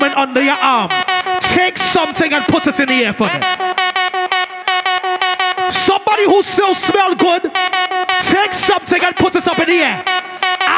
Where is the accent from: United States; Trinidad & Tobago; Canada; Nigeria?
Trinidad & Tobago; I is a Trinidadian